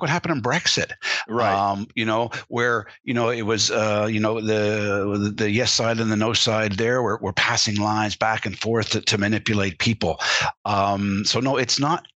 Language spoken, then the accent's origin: English; Canada; as a Canadian uh, growing up, and I was, was, around American influences all my life